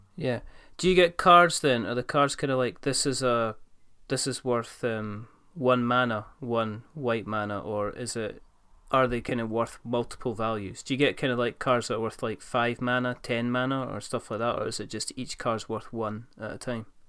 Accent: Scotland, United Kingdom; I'm not really Scottish

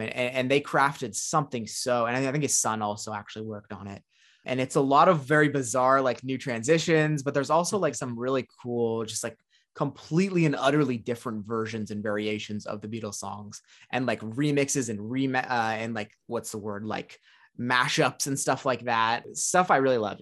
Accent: Orange County, California, United States; I grew up and born and raised in Orange County, California

